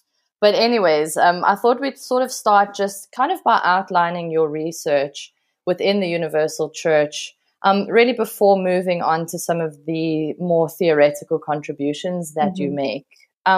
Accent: Johannesburg, Gauteng, South Africa; now in Glasgow, United Kingdom; you're in Australia and I'm in Glasgow, we're both from Johannesburg, South Africa

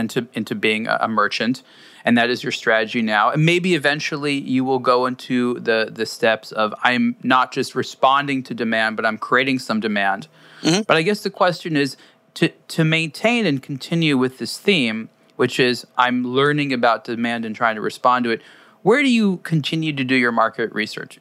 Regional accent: United States; as an American

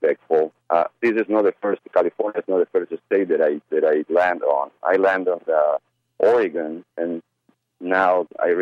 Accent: Uruguay; also born or lived in Argentina / Brazil; now in United States; I come from Uruguay

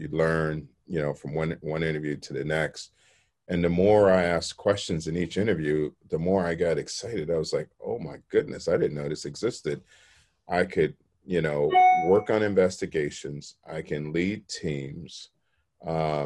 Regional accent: Chicago, Illinois, United States; I grew up in Chicago

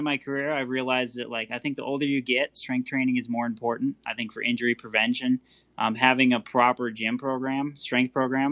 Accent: Millville, Minnesota, United States; moved away as an adult; now in Florida, United States; I grew up in Millville. I was born there in 89.

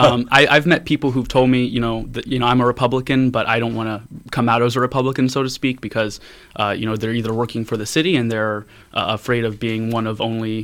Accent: Valparaiso, Indiana, United States; Valparaiso, Indiana. We were part of more of the county. We were annexed.

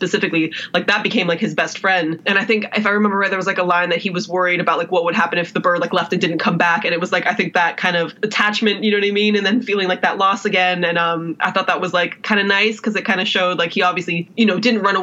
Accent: Las Vegas, Nevada, United States; I grew up in Vegas

